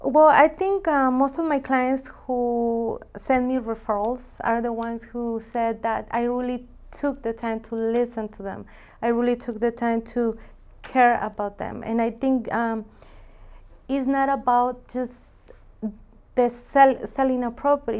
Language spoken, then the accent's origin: English; Jalisco, Mexico; moved away; I'm from Mexico, Jalisco.